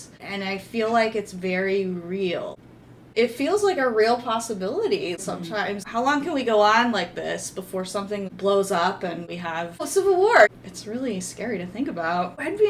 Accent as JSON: {"language": "English", "region": "North Florida", "country": "United States", "tie": "born or raised there", "said": "I grew up in North Florida in the 80s."}